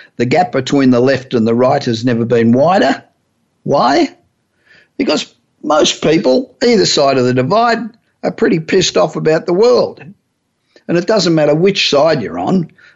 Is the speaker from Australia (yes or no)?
yes; Australia; accent: Australian; moved away as an adult; now in Los Angeles, United States; Although my accent still sounds like I'm Australian